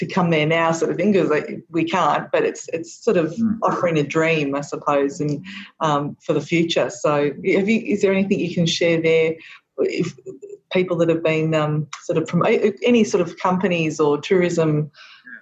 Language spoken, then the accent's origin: English; Gippsland, Victoria, Australia; also born or lived in Warragul; I'm from Gippsland too, as you know, and we've got some great walking tracks here